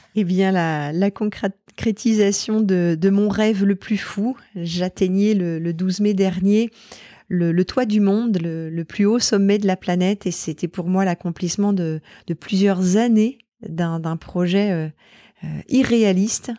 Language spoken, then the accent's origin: French; Normandy, France; j'ai vécu toute mon enfance en Normandie